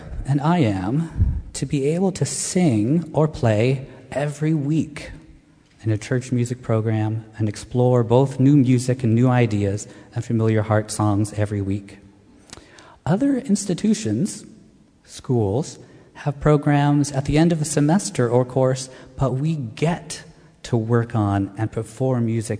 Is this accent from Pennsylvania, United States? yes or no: yes; Pennsylvania, United States; also born or lived in Wilmington, Delaware / Freehold, New Jersey / New York City / Montclair; now in Chatham, United States; When I was a kid, I lived in Wilmington, Delaware, Freehold in South Jersey, before growing up in Pennsylvania. And I've also lived in New York City, Montclair, Cleveland, Ohio, and now Chatham.